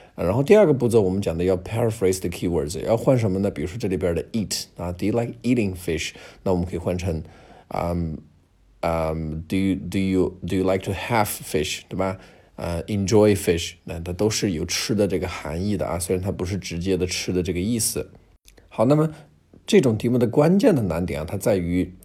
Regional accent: China; 你看我们中国人过年，哎，喜欢吃鱼

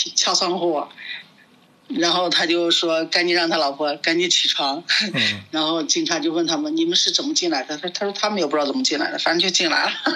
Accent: China; now in Prague, Czech Republic; 因为我们是中国人嘛

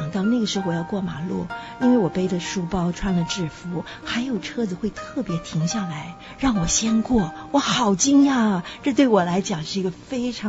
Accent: Australia; also born or lived in Taiwan; 是的，我是在台湾出生啊，但是在澳大利亚长大的，可以这样说。

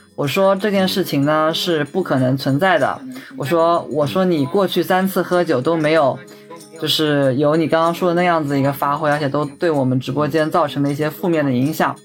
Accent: Ningbo, Zhejiang, China; 我是宁波人

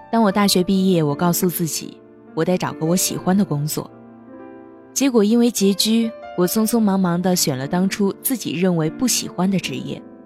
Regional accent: northern China, China; 我是北方人，以前口味偏重，好吃肉

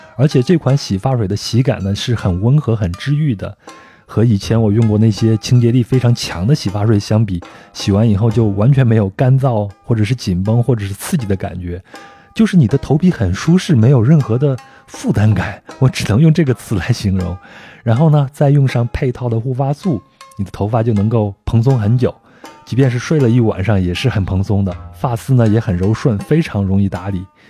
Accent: China; 我们中国人不也是吗？很多人都在名字里边有这种花的这种意象在里边呀

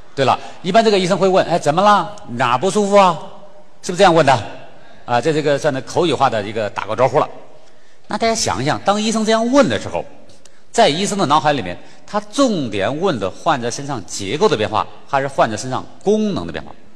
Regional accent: China; 咱咱们中国人几乎耳熟能详

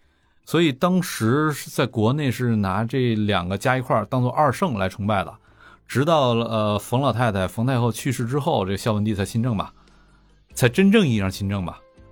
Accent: Fuxin, Liaoning, China; moved away; 在咱们老家辽宁阜新，

